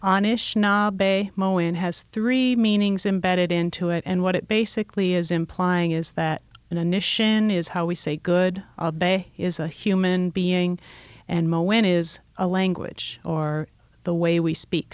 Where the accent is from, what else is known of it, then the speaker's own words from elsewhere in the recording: Detroit, Michigan, United States; we're native people from Detroit